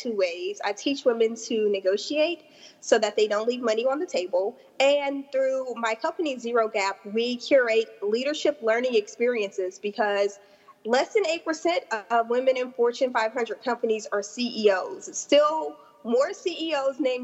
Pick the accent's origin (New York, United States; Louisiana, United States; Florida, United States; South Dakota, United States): Louisiana, United States; South; I'm from South Louisiana